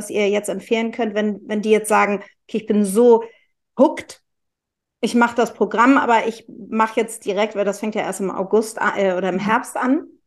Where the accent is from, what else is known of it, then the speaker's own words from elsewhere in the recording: Hamburg, Germany; Weißt du, wir als Hamburger, wir müssen nach New York, wir müssen nach Argentinien, wir müssen nach Berlin